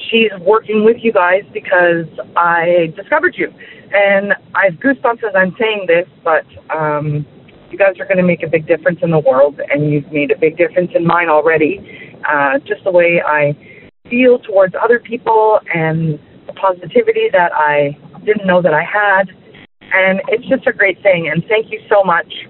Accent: Canada; I'm from Canada.

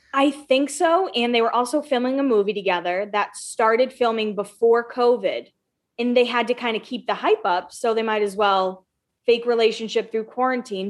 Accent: Massachusetts, United States; I'm from Massachusetts

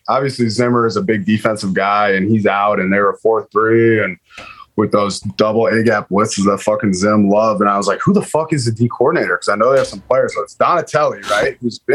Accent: Minnesota, United States; moved away; I grew up in Minnesota. All my friends from Minnesota are Vikings fans.

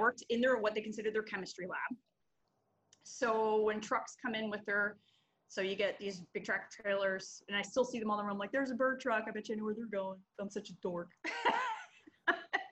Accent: Berks County, Pennsylvania, United States; I'm a Berks County girl

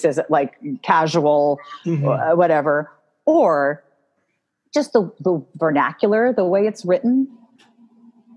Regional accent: New York City, New York, United States; I grew up in New York City

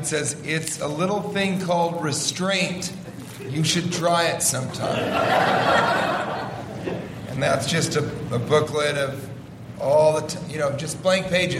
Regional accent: Pennsylvania, United States; I'm from Pennsylvania.

